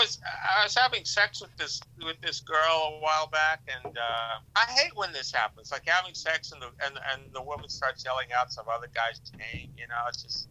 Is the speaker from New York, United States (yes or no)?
yes; New York, United States; Yeah, we're in New York. I'm a New Yorker.